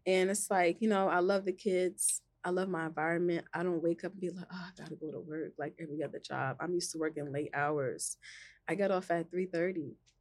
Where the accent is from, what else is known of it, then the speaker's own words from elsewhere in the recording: New Brunswick, New Jersey, United States; I grew up in New Brunswick.